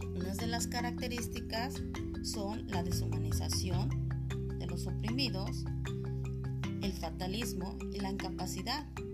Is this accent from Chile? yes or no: no; Morelos, Mexico; also born or lived in State of Mexico; Soy del estado de Morelos y trabajo a nivel secundaria en el estado de México